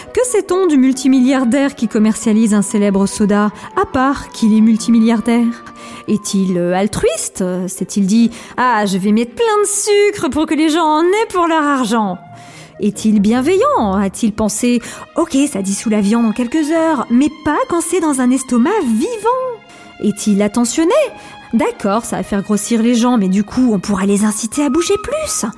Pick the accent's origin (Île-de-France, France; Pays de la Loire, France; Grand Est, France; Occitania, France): Grand Est, France; Alsace; je suis alsacienne